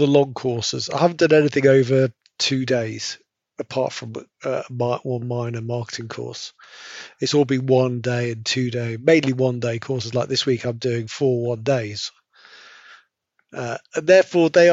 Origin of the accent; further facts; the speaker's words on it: Nottingham, East Midlands, United Kingdom; moved away as an adult; also born or lived in London / Edinburgh / Newcastle; I was born in Nottingham, but I've worked all over the UK and ended up back in Nottingham